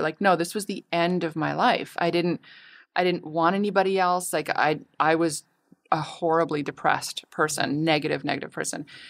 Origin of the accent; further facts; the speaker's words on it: Canada; now in Los Angeles, United States; my family's all in Canada. I'm Canadian.